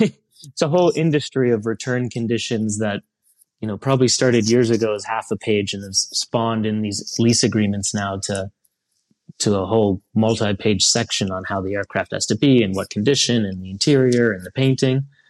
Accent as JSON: {"language": "English", "town": "Columbus", "region": "Ohio", "country": "United States", "tie": "born or raised there", "also_born_or_lived": "Europe", "moved": "as an adult", "said": "I grew up in Columbus, Ohio, right near, uh, a General Aviation Airport, Don Scott"}